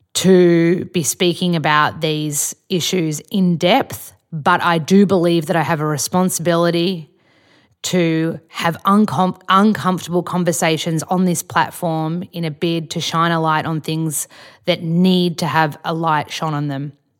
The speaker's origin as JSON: {"language": "English", "country": "Australia", "said": "we're both white, we're Australian"}